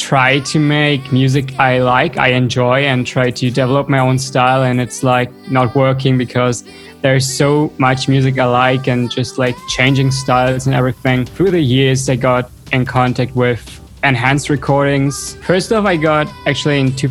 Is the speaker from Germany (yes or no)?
yes; Cologne, North Rhine-Westphalia, Germany; moved away as an adult; also born or lived in western Germany near the Netherlands and Belgium; I'm from Cologne.